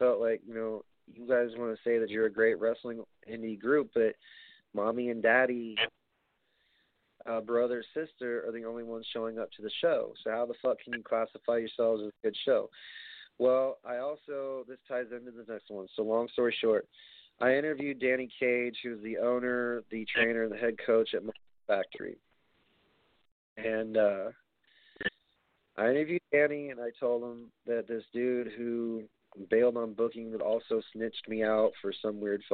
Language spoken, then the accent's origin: English; New York City, New York, United States; my hometown at Barclays